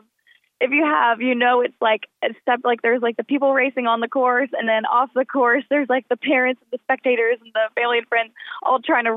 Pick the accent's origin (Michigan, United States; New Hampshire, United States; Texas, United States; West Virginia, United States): West Virginia, United States; Parkersburg; moved away as an adult; now in Huntington, United States; I'm from Parkersburg, so I'm only like an hour 45 away